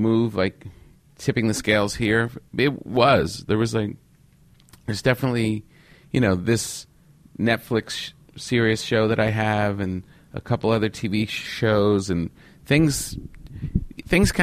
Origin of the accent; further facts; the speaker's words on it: New York, United States; moved away as an adult; now in California, United States; I'm still a New Yorker, I think, in my heart.